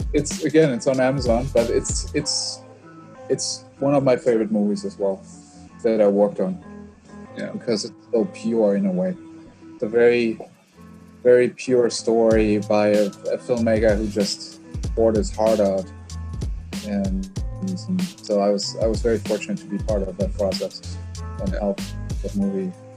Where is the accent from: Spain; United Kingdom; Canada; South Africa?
South Africa; moved away; also born or lived in Germany / United States; I grew up in South Africa, or yeah. when I was a teenager there